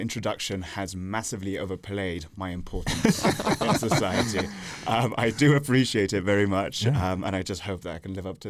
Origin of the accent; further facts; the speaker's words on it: Italy; also born or lived in England / Netherlands; now in United States; I'm half English, half Italian. I grew up in Italy before moving to England, the Netherlands, and then the United States.